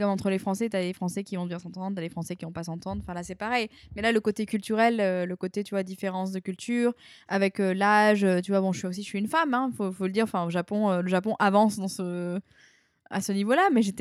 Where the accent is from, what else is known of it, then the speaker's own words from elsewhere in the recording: New Caledonia; moved away as an adult; je suis partie de la Nouvelle-Calédonie en France.